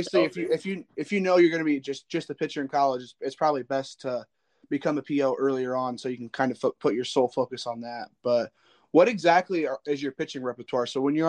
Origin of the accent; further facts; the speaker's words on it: Indiana, United States; Yeah, I'm from the Northern Indiana area, so I'm close to South Bend, so I get those South Bend channels